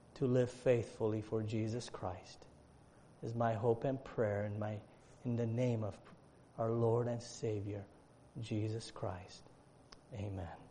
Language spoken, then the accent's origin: English; Romania; moved away; I was born in Romania, and and and in Romania, uh, I was born during the time of communism, so I, I understand the lack of national freedom. I grew up in that.